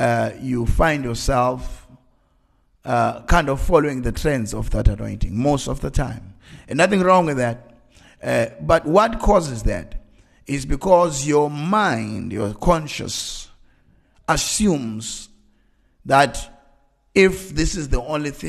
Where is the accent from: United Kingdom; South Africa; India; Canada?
South Africa; Eastern Cape; I grew up in the time where 1980s, there was apartheid, and we grew up in Transkei. In Transkei, we were the poorest.